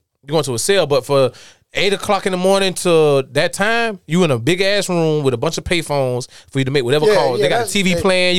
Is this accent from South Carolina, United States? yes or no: yes; Darlington, South Carolina, United States; I'm from Darlington, South Carolina.